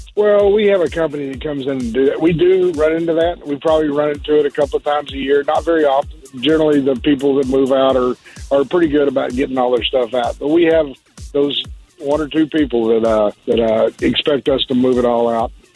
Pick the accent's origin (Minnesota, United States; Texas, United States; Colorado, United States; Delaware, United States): Texas, United States; accent: southern drawl; moved away as an adult; I am from Texas